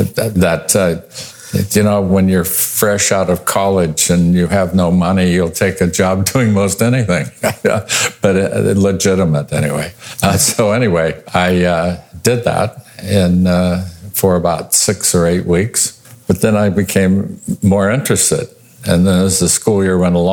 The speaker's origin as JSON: {"language": "English", "town": "Visalia", "region": "California", "country": "United States", "tie": "born or raised there", "also_born_or_lived": "Tulare, California / Cloverdale, California / Oregon", "moved": "as an adult", "said": "I was born and raised in the San Joaquin Valley, born in Tulare and raised in Visalia"}